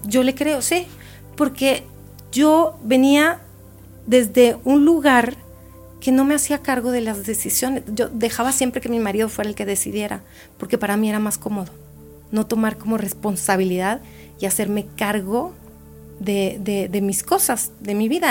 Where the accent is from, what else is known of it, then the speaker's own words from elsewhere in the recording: Mexico; now in Chile; como yo todavía no me he nacionalizado chilena, y sigo siendo mexicana